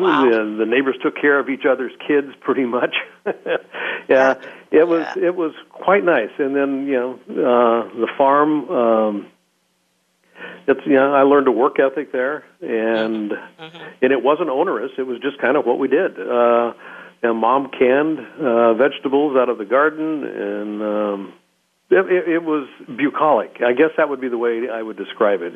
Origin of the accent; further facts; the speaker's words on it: Roseburg, Oregon, United States; I was born in Oregon in a small town, Roseburg, Oregon.